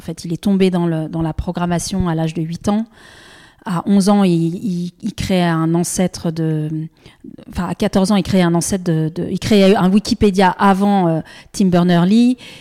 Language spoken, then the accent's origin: French; Annecy, Auvergne-Rhône-Alpes, France; J'ai grandi à Annecy